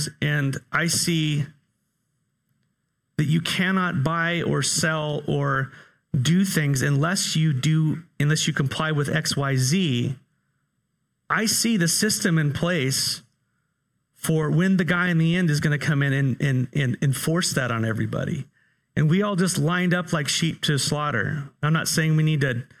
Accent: California, United States; moved away; I grew up in California

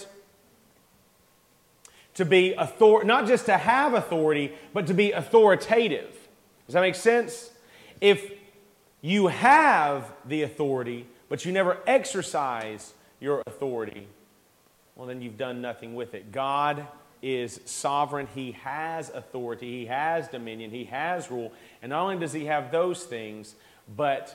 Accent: United States; We love our freedom as Americans

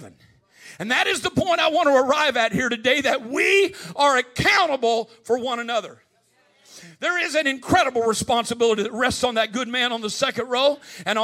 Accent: Midwest, United States; I grew up in the Midwest

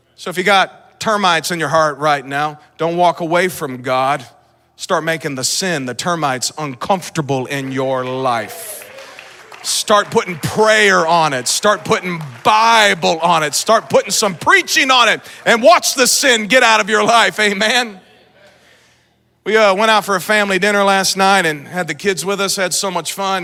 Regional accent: Lee's Summit, Missouri, United States; I'm from Lee Summit

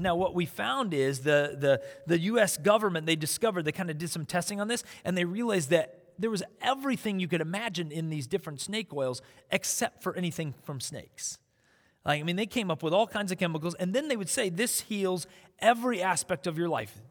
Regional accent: South Dakota, United States; So when I was in elementary school, I grew up in South Dakota.

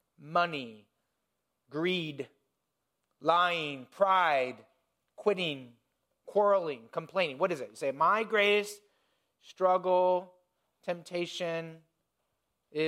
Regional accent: Indiana, United States; I grew up in Indiana, in the country

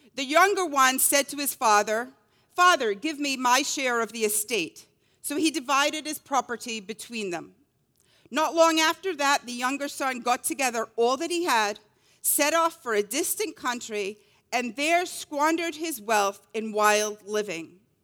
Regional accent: Scotland, United Kingdom; growing up in Scotland

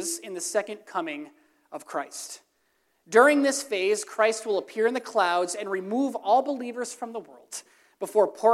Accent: Throop, Pennsylvania, United States; I'm from Troop, Pennsylvania. We deal with potholes

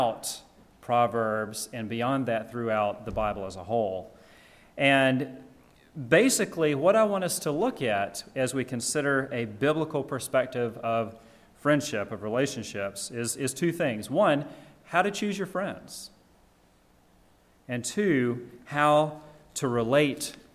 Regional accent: Georgia, United States; When I was growing up living in my parents' house, I'm from Georgia. I'm a deep South boy.

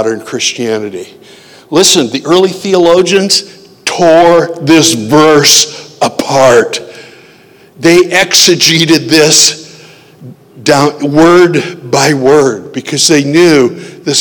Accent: Janesville, Iowa, United States; from Janesville, Iowa

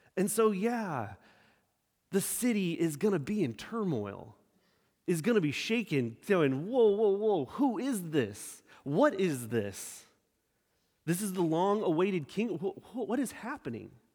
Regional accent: Sacramento, California, United States; also born or lived in San Diego, California; I was born and raised in Sacramento, California. I left there after 18 years

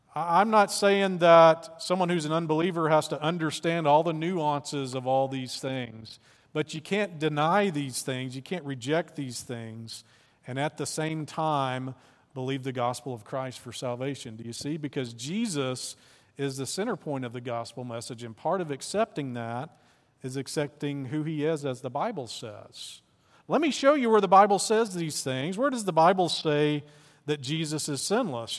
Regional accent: Arkansas, United States; I'm from Arkansas

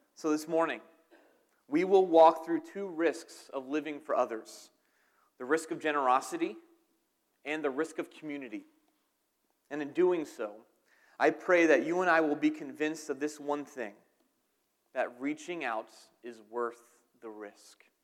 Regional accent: outside of Philadelphia, New Jersey, United States; I'm from New Jersey, outside of Philadelphia

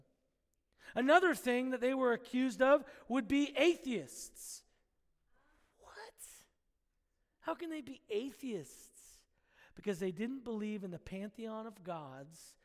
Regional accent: United States; we as the American church

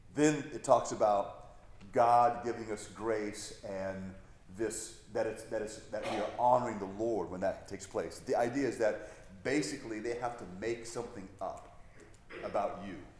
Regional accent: United States; American Christians

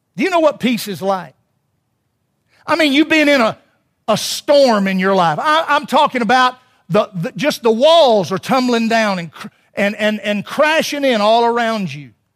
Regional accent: Alabama, United States

